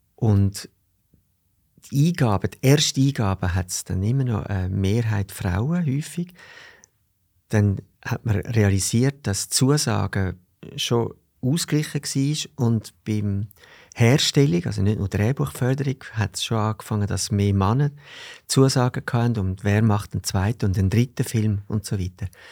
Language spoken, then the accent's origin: German; Zurich, Switzerland; ich bin da in Zürich im Seefeld aufgewachsen